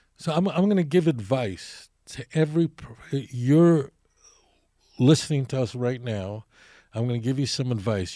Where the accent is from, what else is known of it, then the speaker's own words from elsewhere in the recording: New York City, New York, United States; moved away as an adult; now in Israel; I grew up in Brooklyn in Borough Park